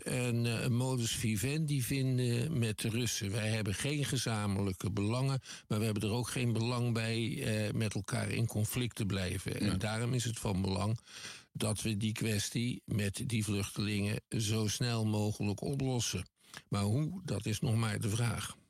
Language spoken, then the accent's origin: Dutch; Netherlands; Ik kom uit Nederland, dat is een klein land